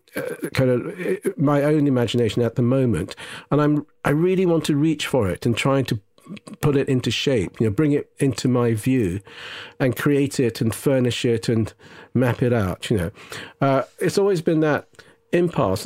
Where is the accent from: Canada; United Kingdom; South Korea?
United Kingdom; Southern England home counties, South East England; born or raised there; first language Japanese; English is a second language; also born or lived in Nagasaki, Japan